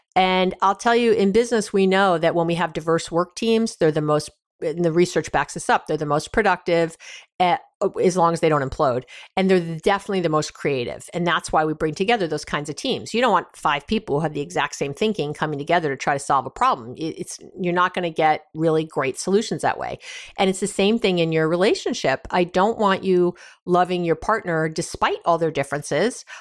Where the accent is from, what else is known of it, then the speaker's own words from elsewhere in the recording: New York, United States; I'm from New York